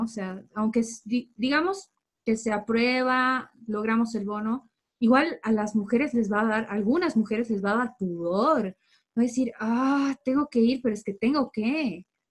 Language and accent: Spanish; Bolivia; como bolivianos